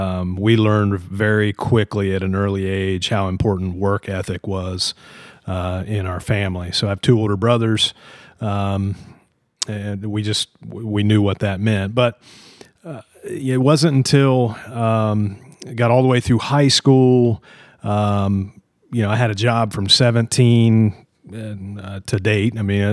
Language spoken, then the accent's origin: English; Logan, Utah, United States; So, born and raised in Logan, lived here my whole life